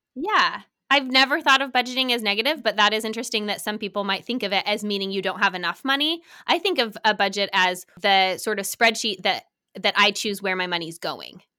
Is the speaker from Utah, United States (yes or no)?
yes; Salt Lake City, Utah, United States; moved away; I grew up in Salt Lake